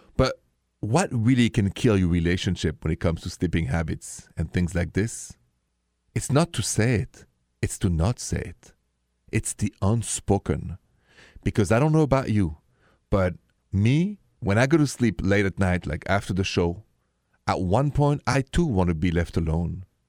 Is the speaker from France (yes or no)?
yes; France; accent: French; My accent is French.